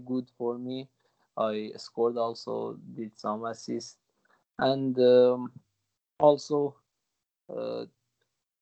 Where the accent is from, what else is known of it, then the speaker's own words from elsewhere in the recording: Gilan-e-Gharb, Kermanshah Province, Iran; English is a second language; moved away; I was born in Gilan-e-Gharb. Gilan-e-Gharb is one of the cities of Kermanshah province. It's a small town, a small and beautiful town with lovely people. My family still lives there. We speak Kurdish there